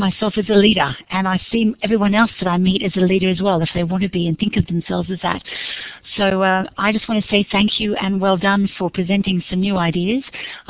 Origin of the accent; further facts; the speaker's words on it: Canberra, Australian Capital Territory, Australia; I'm from Canberra, 10 minutes from the heart of our government here.